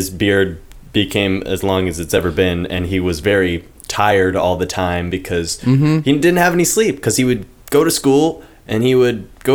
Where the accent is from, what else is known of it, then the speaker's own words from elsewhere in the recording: United States; I'm an American